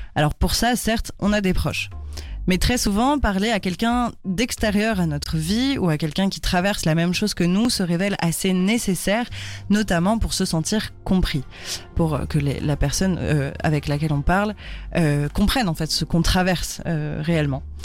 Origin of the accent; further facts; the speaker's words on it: France; on est française, du coup, chez nous, on dit pas ça.